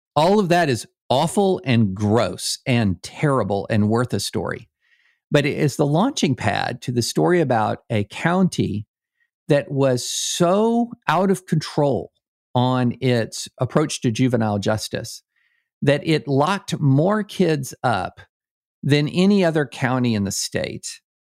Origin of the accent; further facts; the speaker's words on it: Kentucky, United States; I grew up in Kentucky